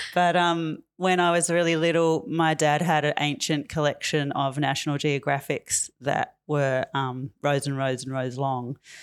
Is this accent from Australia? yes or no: yes; Tamworth, New South Wales, Australia; moved away as an adult; now in Fitzroy, Australia; I'm from New South Wales. I grew up and was born up on Kilroy Country in the country music capital of Australia.